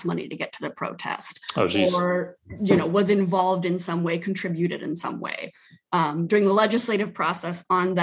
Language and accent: English; Sioux City, Iowa, United States; moved away as an adult; now in South Dakota, United States; living in Sioux City, my hometown.